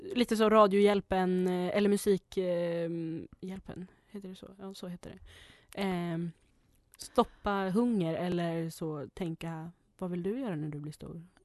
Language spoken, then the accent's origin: Swedish; Norrland, Sweden; jag är från Norrland så vi har ju snö på jul